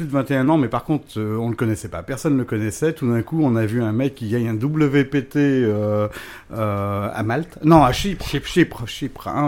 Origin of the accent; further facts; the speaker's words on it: Corsica, France; on te considérait quand même comme un Corse